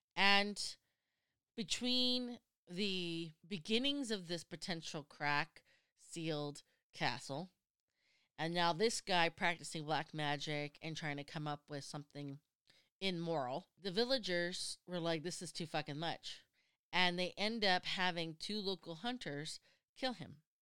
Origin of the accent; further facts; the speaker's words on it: United States; I'm American